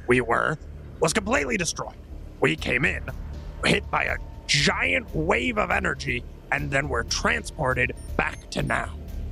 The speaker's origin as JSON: {"language": "English", "town": "Queensbury", "region": "New York", "country": "United States", "tie": "born or raised there", "said": "I grew up in Queensbury, New York, if that's any..."}